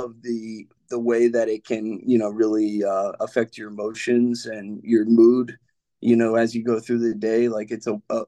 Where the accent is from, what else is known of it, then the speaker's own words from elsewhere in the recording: New Orleans, Louisiana, United States; also born or lived in Memphis, United States / Brooklyn, United States / Sacramento, United States; I was from New Orleans, but I grew up kind of moving around. I lived in Memphis, Tennessee for a while, Brooklyn, New York. I lived in Sacramento, California, a lot of moving around, but home was always New Orleans.